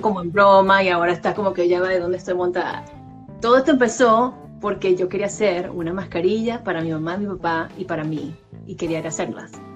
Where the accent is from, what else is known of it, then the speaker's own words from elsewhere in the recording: Valencia, Carabobo, Venezuela; moved away as an adult; now in United States; yo estoy de Valencia, Venezuela, estudié en el mismo colegio que David, nos conocemos desde séptimo grado teníamos 14 años